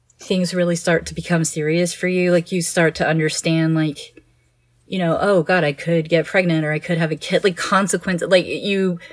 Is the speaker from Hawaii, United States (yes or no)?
no; Houston, Texas, United States; I grew up in Houston